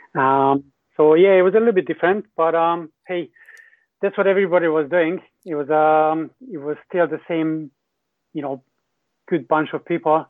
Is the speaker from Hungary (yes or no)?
yes; Hungary; English is a second language; moved away as an adult; also born or lived in New Zealand; I'm from Hungary originally